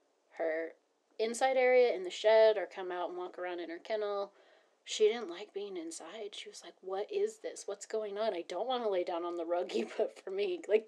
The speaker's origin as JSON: {"language": "English", "region": "Northern California", "country": "United States", "said": "I'm from NorCal."}